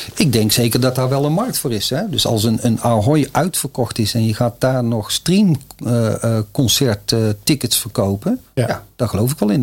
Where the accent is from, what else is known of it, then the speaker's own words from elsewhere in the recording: North Brabant, Netherlands; accent: Brabant; ik ben een Brabander, zoals je al kan horen